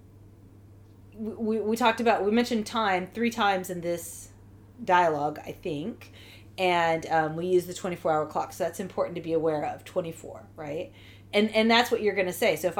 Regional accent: United States; I'm from the United States

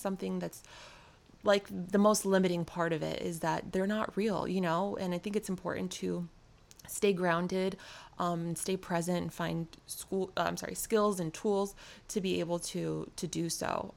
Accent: New York City, New York, United States; I'm from New York City.

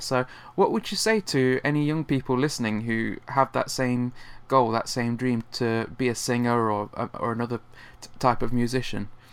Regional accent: Nottingham, East Midlands, United Kingdom; you played my hometown uh, last year in Nottingham.

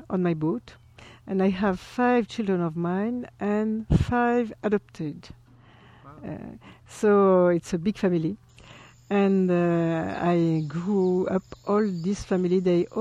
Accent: French Polynesia; English is a second language; now in Paris, France; I'm from Tahiti. My mother is Tahitian and my father Spanish

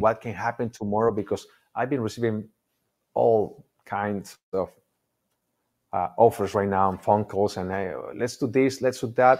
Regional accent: Mexico; English is a second language; moved away as an adult; now in United States; We moved here maybe, I don't know, uh, in two thousand, almost twenty-three years ago. I didn't speak English.

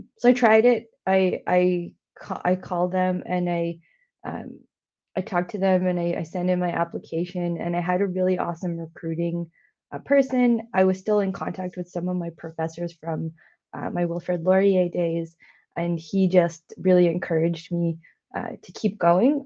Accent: India; now in Canada; my background, being Indian and being an immigrant to Canada

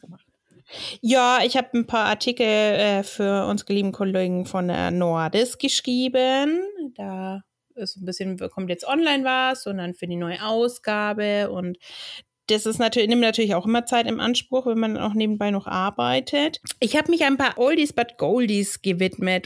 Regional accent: Central Germany, Germany; bei uns in Mitteldeutschland

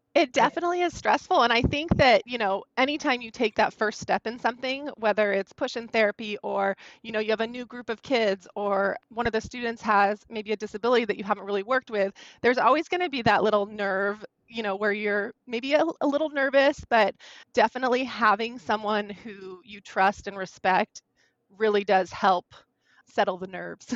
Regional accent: California, United States; I ended up returning to my home state of California

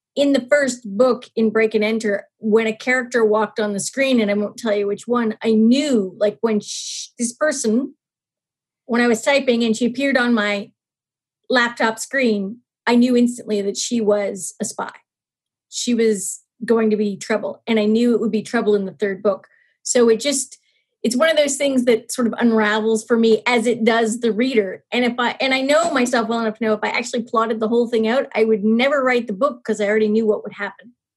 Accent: Nova Scotia, Canada; I'm actually from Nova Scotia. So, I did grow up outside of a city in a more what we used to call sub suburban setting in Canada

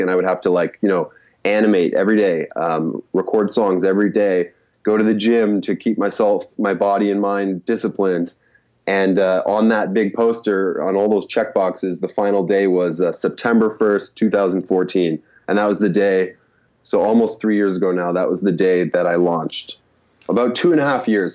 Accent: Canada; moved away as an adult; also born or lived in Korea; growing up in Canada because we have to learn French

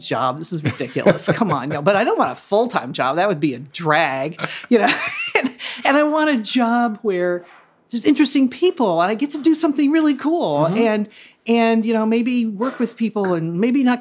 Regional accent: Bloomington, Indiana, United States; moved away as an adult; also born or lived in New York; now in Cincinnati, United States; I didn't want to live in my hometown of Bloomington, Indiana anymore

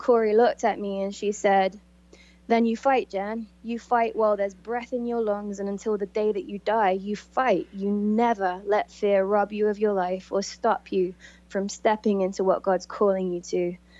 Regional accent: Coventry, West Midlands, United Kingdom; moved away as an adult; I came from Coventry, England

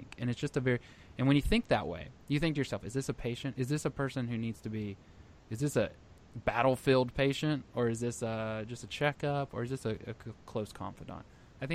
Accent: Texas, United States; I'm from Texas

